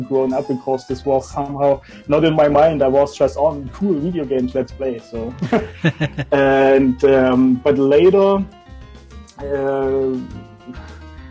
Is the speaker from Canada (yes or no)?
no; East Germany, Germany; I was born in East Germany, and East Germany didn't have video games for a long time